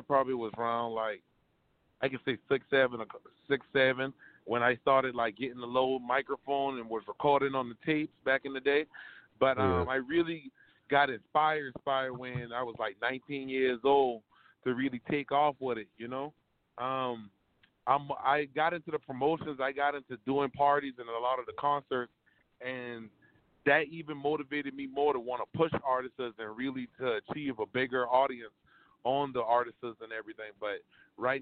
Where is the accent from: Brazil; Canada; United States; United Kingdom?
United States; Charleston, South Carolina; now in Orangeburg, United States; Orangeburg, South Carolina. I'm from Charleston